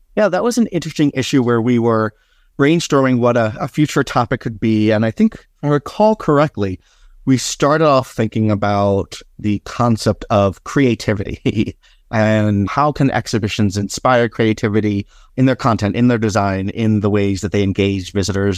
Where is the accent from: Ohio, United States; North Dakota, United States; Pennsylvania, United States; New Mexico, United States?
Pennsylvania, United States; Philadelphia; since when I was a child growing up in Philadelphia